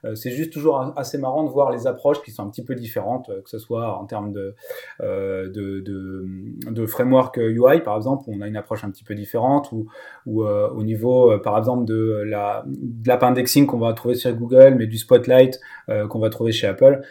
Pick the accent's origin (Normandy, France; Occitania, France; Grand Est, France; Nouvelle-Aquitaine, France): Normandy, France; Lower; moved away; also born or lived in Rennes; donc je suis né en Normandie, en basse Normandie, mais maintenant réunifié Normandie.